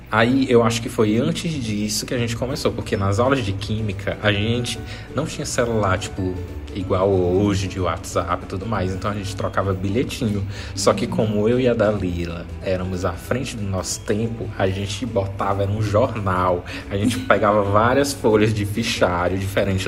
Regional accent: Maranhão, Brazil; eu sou do Maranhão

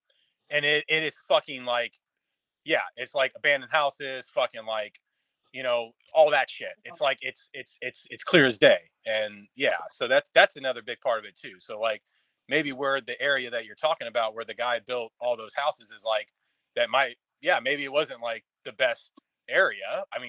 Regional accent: Kansas City, United States; my hometown, Kansas City

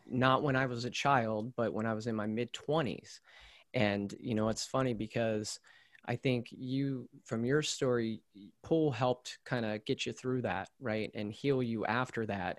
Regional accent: central Maryland, United States; I grew up in Maryland, similar to you, but more in central Maryland

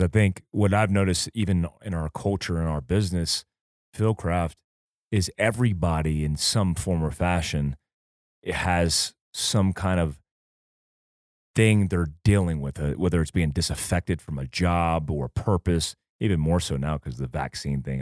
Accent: Port Orange, Florida, United States; also born or lived in Fort Ord, California; I grew up in Port Orange, in South Daytona

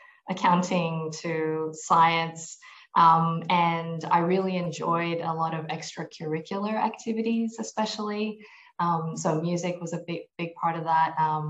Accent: Malaysia; born there; also born or lived in United States / New Zealand; I was born in Malaysia. I grew up through a combination of the US, Malaysia, and then New Zealand.

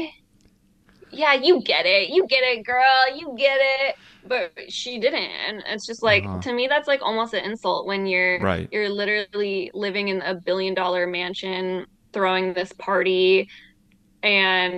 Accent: Michigan, United States; moved away as an adult; also born or lived in Idaho / Oregon; now in Los Angeles, United States; I grew up in Michigan for the most part.

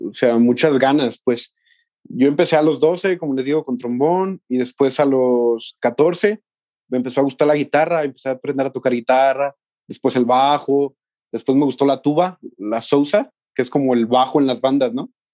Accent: Mexticacán, Jalisco, Mexico; moved away as an adult; also born or lived in Guadalajara; yo soy de un pueblo que se llama Mexticacán

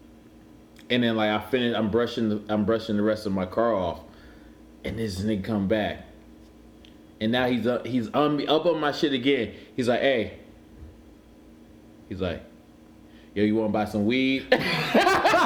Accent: Cleveland, Ohio, United States; I'm from Cleveland

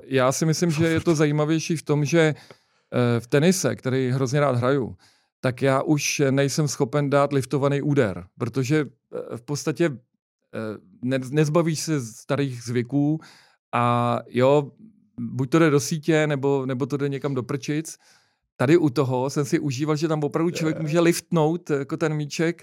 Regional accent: Prague, Czechia; my jsme oba z Vinohrad

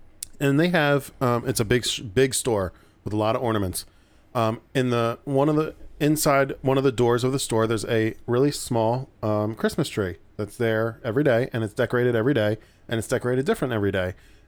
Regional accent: Baltimore, Maryland, United States; So I'm originally from Baltimore.

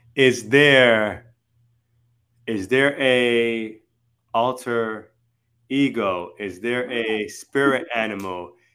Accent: Miami or Broward, Florida, United States; our hometown in like Miami or Broward

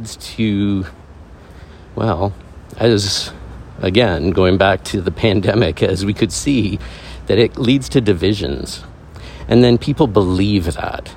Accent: Canada; I am a male, I am Canadian, I am someone who was in the military

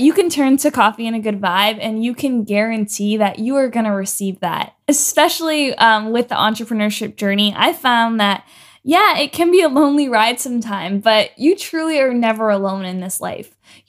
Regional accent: Ontario, Canada; moved away as an adult; now in Los Angeles, United States; So last year I moved to LA, and man, it was quite a ride. I moved from Canada.

